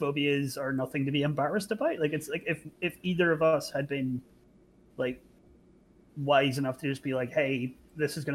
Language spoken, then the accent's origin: English; Ireland; we grew up in the Irish Twin Peaks